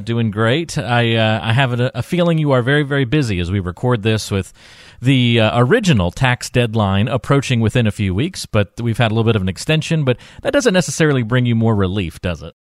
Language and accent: English; North Carolina, United States; moved away; I was back in my hometown